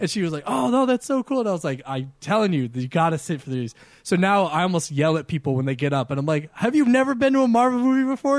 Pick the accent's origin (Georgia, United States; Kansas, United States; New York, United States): New York, United States; me growing up in New York